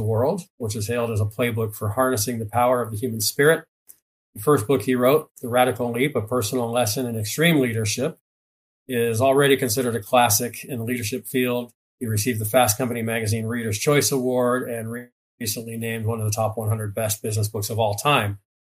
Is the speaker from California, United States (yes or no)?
yes; Orange County, California, United States; moved away as an adult; now in Ontario, United States; Orange County guy, born and raised in Orange County, but recently moved out to Ontario.